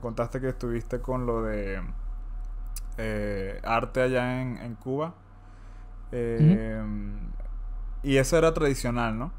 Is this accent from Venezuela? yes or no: yes; Venezuela; now in Spain; yo soy venezolano